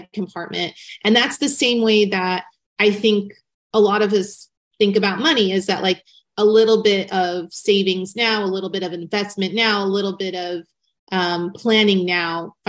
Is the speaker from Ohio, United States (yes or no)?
no; Newport Beach, California, United States; I grew up in Newport Beach, California, and I lived in a very tiny apartment complex